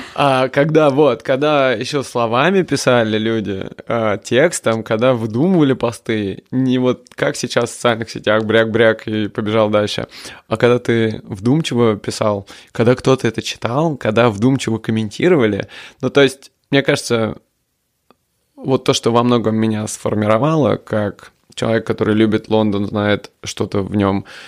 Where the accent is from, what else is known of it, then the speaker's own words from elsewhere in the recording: Moscow, Russia; moved away as an adult; now in London, United Kingdom; Я хоть и родился под Москвой и вырос в Москве